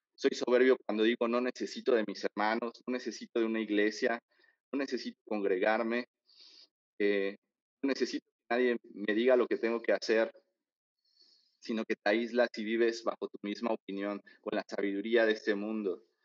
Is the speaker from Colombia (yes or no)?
no; Mexico; nosotros estamos eh, bien acostumbrados como mexicanos